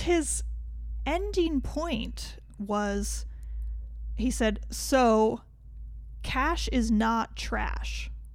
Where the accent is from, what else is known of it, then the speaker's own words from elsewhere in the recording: United States; we're American